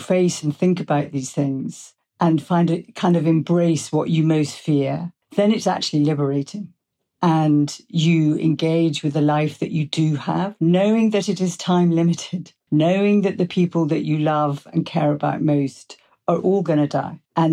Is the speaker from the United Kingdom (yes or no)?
yes; England, United Kingdom; I'm English.